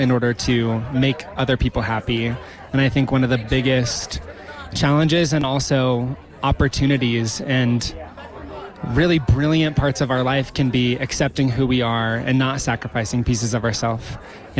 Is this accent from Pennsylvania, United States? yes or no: no; Nebraska, United States; now in Bend, United States; I'm from Nebraska. It's a very different place than where I am now in Bend, Oregon.